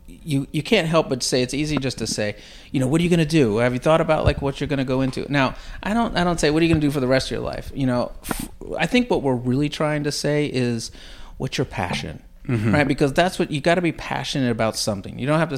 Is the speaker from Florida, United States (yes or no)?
yes; Tampa, Florida, United States; So I was born and raised in Tampa, Florida. Stayed there through high school and college.